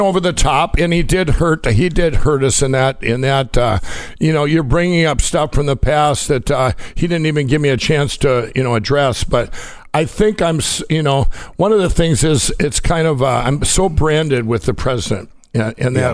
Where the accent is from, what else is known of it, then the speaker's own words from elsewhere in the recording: Minnesota, United States; Minneapolis, Minnesota, my home state